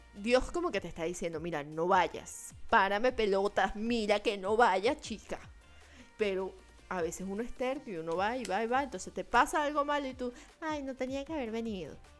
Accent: Venezuela; moved away; cuando tú hablas que eres venezolano

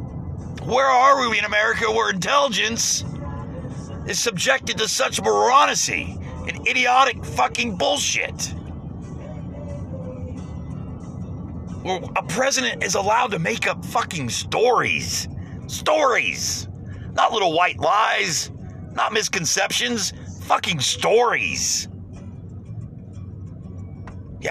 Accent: United States; I'm an American

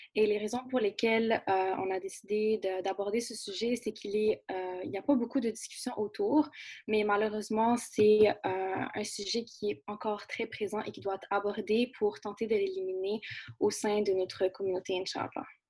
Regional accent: Quebec, Canada; ici, chez nous, au Québec et au Canada

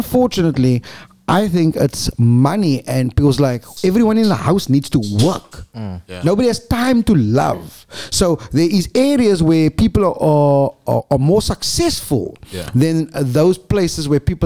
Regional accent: Cape Town, Western Cape, South Africa; I was born in Lentegele, Clock Tower, and then went to Eastridge, Westridge, and Sakagut. But when we grew up, mommy and daddy both had to go to work

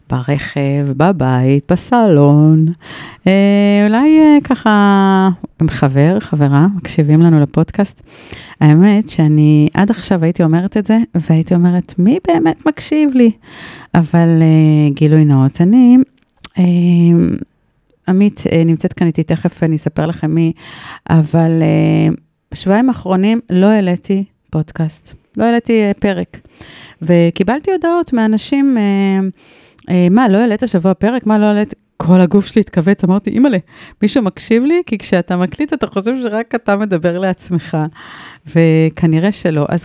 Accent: Rehovot, Central District, Israel; moved away as an adult; now in Kibbutz Revadim, Israel; גדלתי ברחובות.

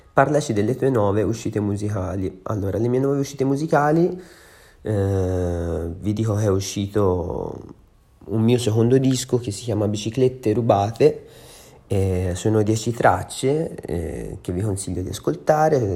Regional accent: Empoli, Tuscany, Italy; now in Milan, Italy; sono un cantautore toscano, sono nato a Empoli

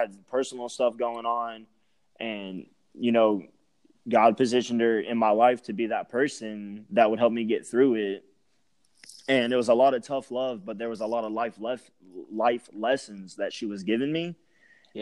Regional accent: Lumberton, Texas, United States; moved away; I'm from Lumberton, which is Southeast Texas.

